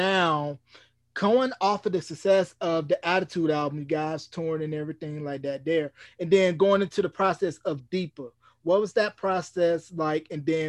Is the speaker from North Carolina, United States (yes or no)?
yes; North Carolina, United States; me growing up in North Carolina